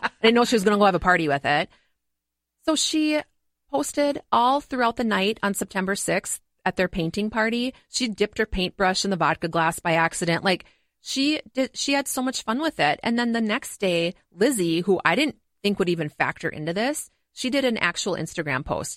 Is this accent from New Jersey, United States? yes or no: no; Montgomery, Minnesota, United States; I grew up in Montgomery, Minnesota